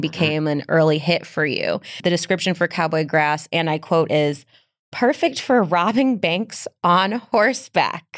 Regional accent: Midwest, United States; I'm from the Midwest

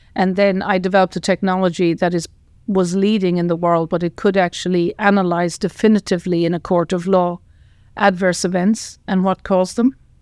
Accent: Tipperary, Munster, Ireland; I grew up in Ireland, in Tipperary

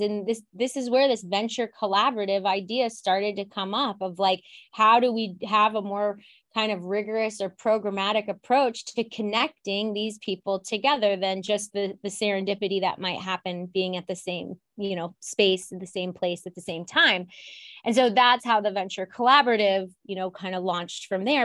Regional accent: Ohio, United States; now in Chicago, United States; I'm from Ohio and, you know, I come here and I'm just, like, Midwest through and through

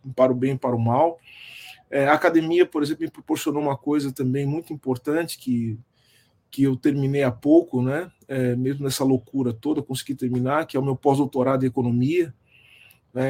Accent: Brazil; nós somos enquanto brasileiros

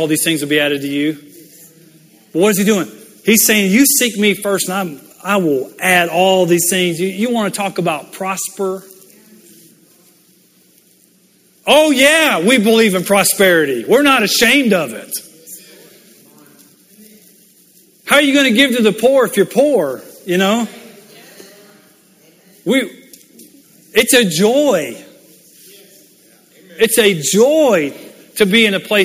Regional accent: Louisiana, United States; moved away as an adult; also born or lived in Mississippi / Michigan; I grew up in Louisiana, born in Mississippi.

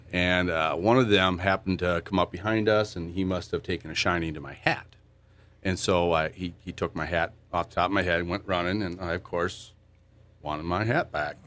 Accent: Waseca, Minnesota, United States; I grew up over in Waseca.

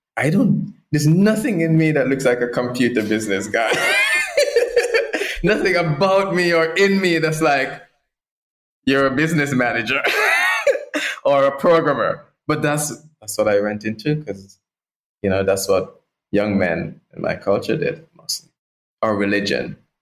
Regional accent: Portland, Jamaica; I grew up in Jamaica in the islands and rural Jamaica, a parish called Portland

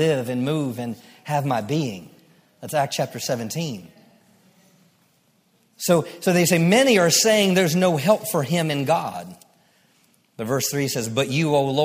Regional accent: Maryland, United States; I grew up in Maryland

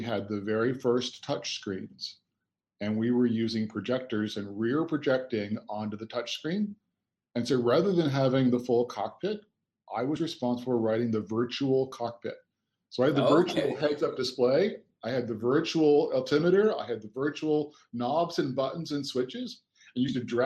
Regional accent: just outside Kansas City, Missouri, United States; moved away as an adult; also born or lived in San Francisco / Amsterdam; now in London, United Kingdom; I was born on 4,000 acres of farmland with 1,000 head of beef cattle in the middle of Missouri, just outside of Kansas City, Missouri

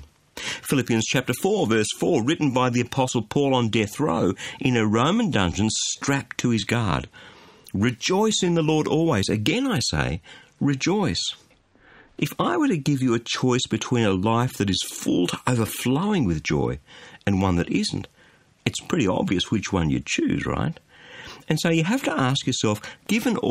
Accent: Australia; as an Aussie

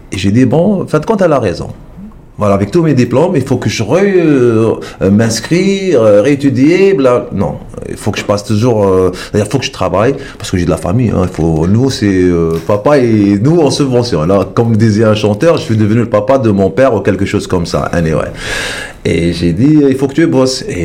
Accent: France; vu que je suis, j'ai le passeport européen, je suis français.

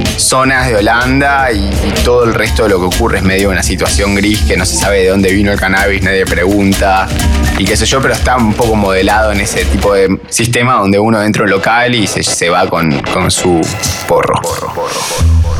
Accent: Argentina

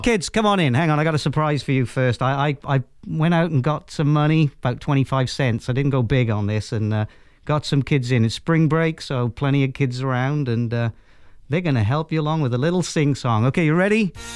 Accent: Wales, United Kingdom; accent: Welsh; I'm a pretty proud Welshman

